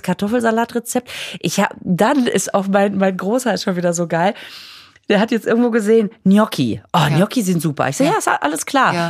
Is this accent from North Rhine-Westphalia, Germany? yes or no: yes; Düsseldorf, North Rhine-Westphalia, Germany; ich komme ja aus Düsseldorf.